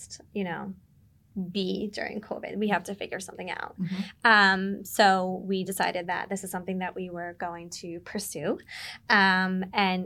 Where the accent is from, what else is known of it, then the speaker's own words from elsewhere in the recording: Marlboro, New Jersey, United States; moved away as an adult; also born or lived in Brooklyn, New York; now in Staten Island, United States; Born in Brooklyn, moved to Jersey. I'm from Marlboro